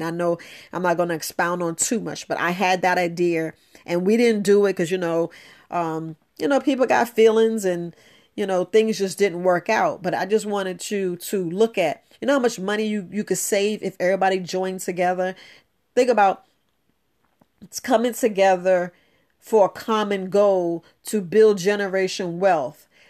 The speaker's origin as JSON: {"language": "English", "region": "New York", "country": "United States", "tie": "born or raised there", "said": "growing up in New York"}